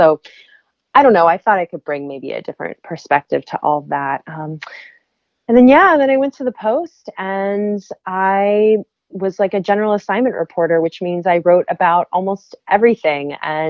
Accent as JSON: {"language": "English", "region": "Maryland", "country": "United States", "said": "I'm from Maryland. I went to University of Maryland."}